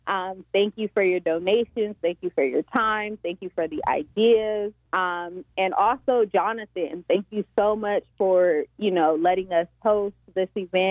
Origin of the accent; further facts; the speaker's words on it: Oxnard, California, United States; Which is funny because I'm from Oxnard.